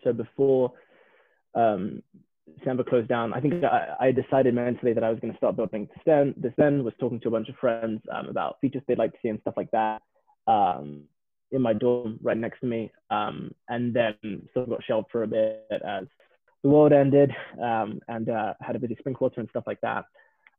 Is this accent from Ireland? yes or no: no; London, United Kingdom; accent: English; moved away as an adult; also born or lived in Midlands, England; now in Palo Alto, United States; So I am from and have grown up in London